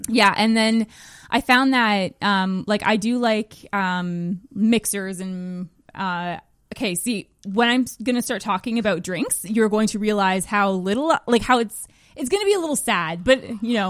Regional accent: Magnetawan, Ontario, Canada; moved away; I'm from Magnetowan, Ontario.

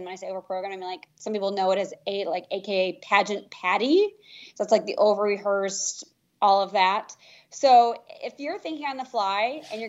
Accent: New York City, New York, United States; because I can be a little bit rigid because I'm from New York City.

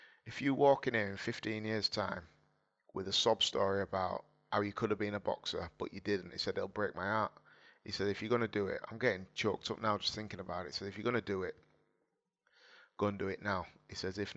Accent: Hull, Yorkshire and the Humber, United Kingdom; born or raised there

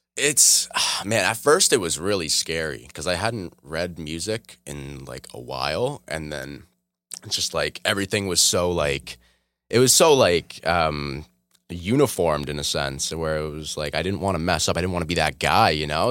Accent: Oshawa, Ontario, Canada; also born or lived in Toronto; I moved to Oshawa like I was like two or three

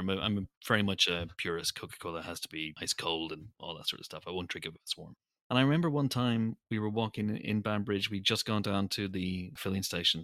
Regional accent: Northern Ireland, United Kingdom; I'm Northern Irish.

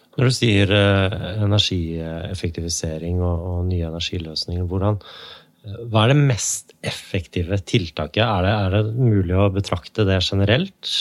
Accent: Hammerfest, Finnmark, Norway; jeg er født i Hammerfest, så jeg kommer jo da lenger nord fra deg

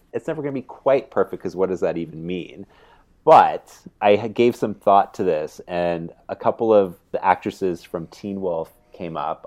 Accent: Canada; growing up in Canada

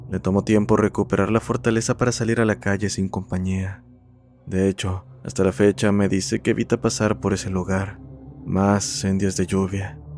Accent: Argentina; soy de Argentina.

